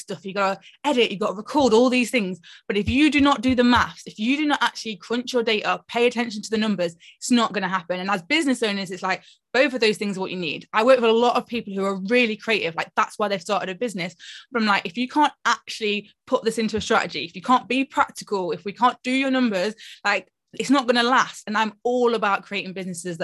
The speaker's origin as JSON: {"language": "English", "town": "Nottingham", "region": "East Midlands", "country": "United Kingdom", "said": "I'm from Nottingham"}